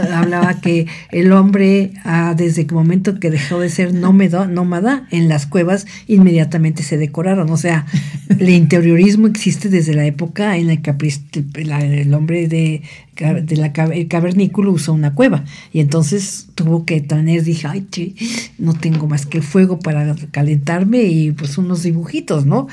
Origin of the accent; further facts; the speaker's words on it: Mexico City, Mexico; moved away as an adult; also born or lived in Cuernavaca, Morelos; now in State of Mexico, Mexico; nací en la Ciudad de México y vine a a esta preciosa ciudad de Cuernavaca hace casi 45 años.